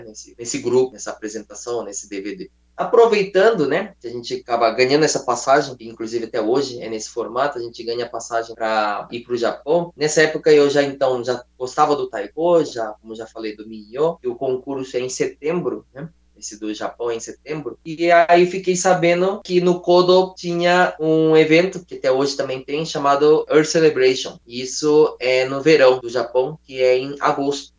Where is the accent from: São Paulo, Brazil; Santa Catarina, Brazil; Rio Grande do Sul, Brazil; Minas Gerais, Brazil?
São Paulo, Brazil; moved away as an adult; also born or lived in Japan; Sou de São Paulo